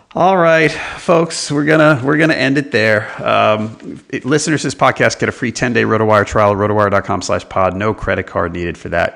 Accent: New York, United States; now in Charlotte, United States; I grew up in New York

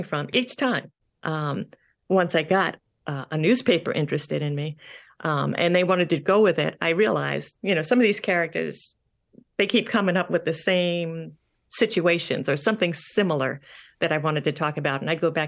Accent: Long Island, New York, United States; I grew up on Long Island.

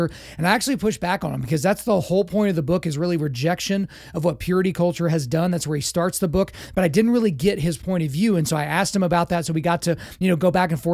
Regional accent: Oklahoma, United States; I grew up in Oklahoma, so that's the belt buckle, the Bible belt.

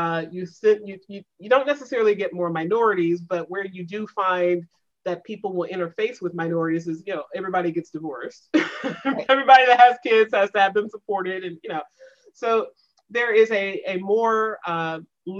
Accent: the South, United States; moved away; also born or lived in the Northeast; I came from the South

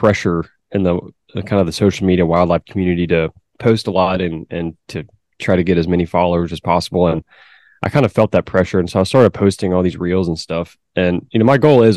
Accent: Beaumont, Texas, United States; also born or lived in north of Dallas, Texas; I'm from Beaumont, Texas, actually a small town outside of Beaumont called Finette.

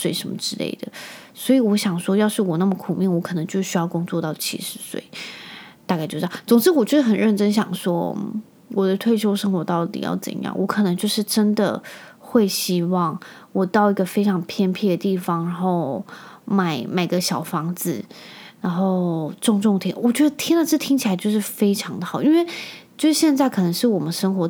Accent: Penghu County, Taiwan; 我那时候小时候啊，我就是住在澎湖，

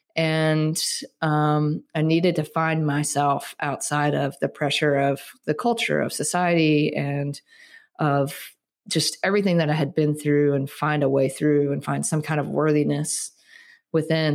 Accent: Starkville, Mississippi, United States; moved away as an adult; also born or lived in Colorado; I grew up in Starkville, Mississippi, which is where Mississippi State University is

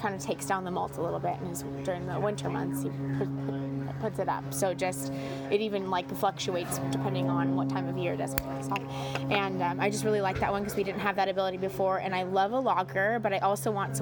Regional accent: San Diego, California, United States; moved away as an adult; now in San Luis Obispo, United States; I'm from San Diego

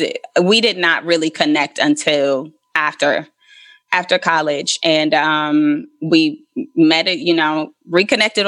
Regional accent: Elkhart, Indiana, United States; moved away as an adult; also born or lived in Atlanta / New York; I am originally from Elkhart, Indiana, a very small rural town, like an hour away from Gary. Grew up there

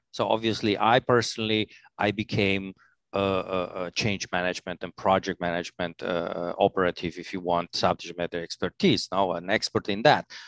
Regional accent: Transylvania, Romania; English is a second language; also born or lived in Italy / Albania / Switzerland; now in New York, United States; I'm, uh, from Romania, scary Transylvania

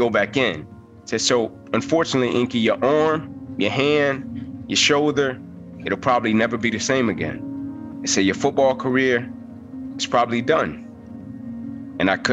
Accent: Atlanta, Georgia, United States; I was Atlanta public school kid. I was from Atlanta

